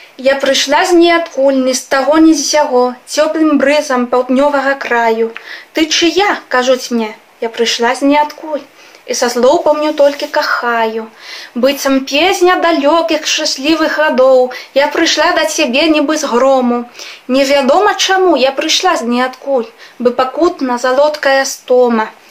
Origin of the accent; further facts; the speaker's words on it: Spain; Belarusian is a second language; Я з Гішпаніі